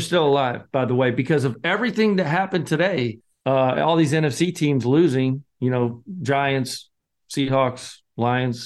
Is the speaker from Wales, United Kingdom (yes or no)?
no; Scotland, United Kingdom; I'm the Scotsman